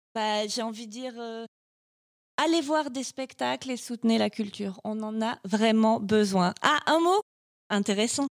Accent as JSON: {"language": "French", "country": "France", "said": "je suis française"}